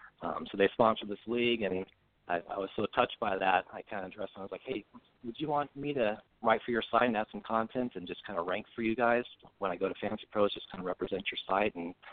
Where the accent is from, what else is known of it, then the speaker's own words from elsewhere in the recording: San Diego, California, United States; now in St. Louis, United States; I'm originally from San Diego